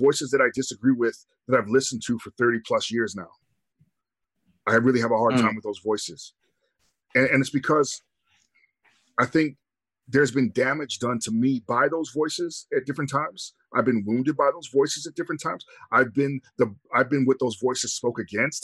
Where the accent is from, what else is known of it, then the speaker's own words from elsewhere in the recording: Canada; being Canadian, I don't have that part of my history